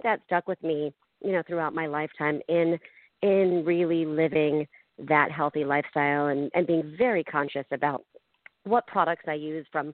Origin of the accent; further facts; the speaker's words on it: outside of Philadelphia, Pennsylvania, United States; moved away as an adult; also born or lived in Long Island, New York / Manhattan, New York / Weehawken, New Jersey; now in Southern California, United States; I grew up outside of Philadelphia.